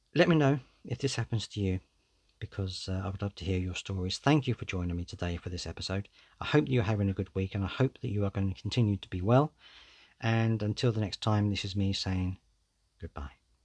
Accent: United Kingdom; I'm British

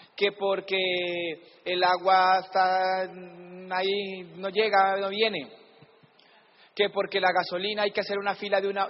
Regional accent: Palmira, Valle del Cauca, Colombia; yo siempre digo que soy de Cali, pero soy de Palmira

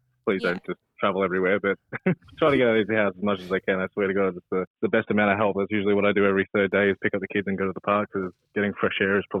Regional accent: Victoria, Australia; I grew up in Victoria.

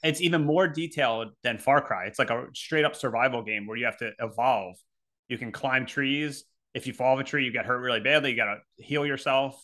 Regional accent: Philadelphia, Pennsylvania, United States; we're from Philly

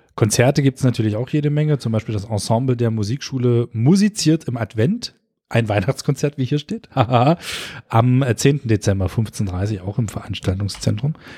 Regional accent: Köthen, Saxony-Anhalt, Germany; wir kommen ja aus Köthen

